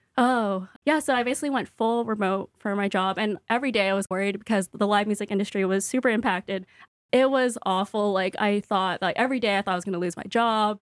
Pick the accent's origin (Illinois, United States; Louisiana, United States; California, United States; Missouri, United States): California, United States; Stockton; also born or lived in San Jose, California; now in Brooklyn, United States; I was born in San Jose, and I lived there for six years, and then we moved to Stockton, which is in the Central Valley